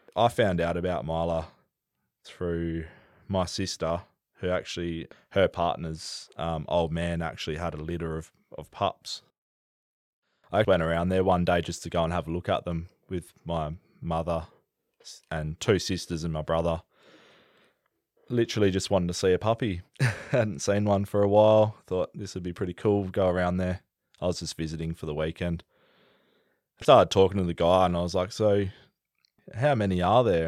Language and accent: English; the Pilbara, Western Australia, Australia; also born or lived in Perth, Western Australia; I grew up in the Pilbara from, well, where I could remember from anyway. I was born in Perth